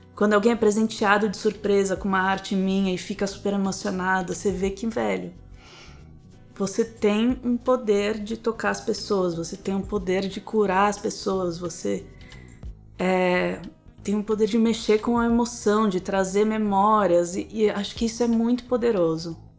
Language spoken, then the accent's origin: Portuguese; São Paulo, Brazil; also born or lived in Rio de Janeiro; eu nasci no Rio. Eu fui criada em São Paulo, mas eu nasci no Rio.